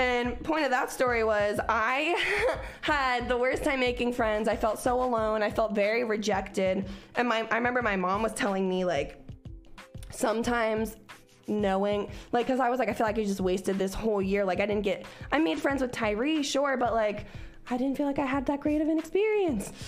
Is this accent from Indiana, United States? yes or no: no; Cincinnati, Ohio, United States; moved away; also born or lived in Oklahoma; I was from Cincinnati where bitches had like mohawks that were rainbow colored